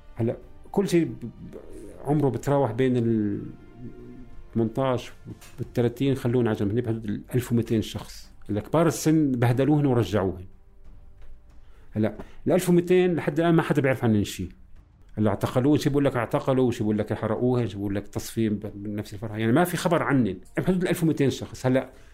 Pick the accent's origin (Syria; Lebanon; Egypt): Syria; Damascus, Damascus Governorate; also born or lived in Palestine; فلسطيني مقيم بخيم اليرموك العمر 55 دراسة أنا خريج كلية زراعة إيه مولود بسوريا